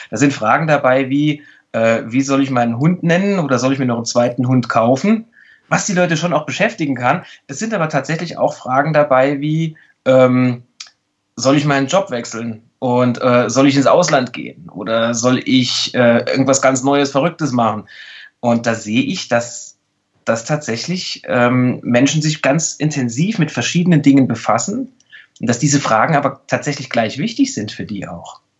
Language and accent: German; Saarland, Germany; dass ich in einem sehr, sehr kleinen Bundesland aufgewachsen bin. Ich komme ja aus dem Saarland.